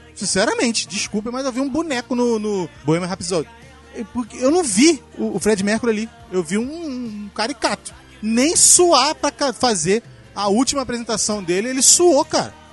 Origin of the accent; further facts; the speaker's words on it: Brazil; eu sou brasileiro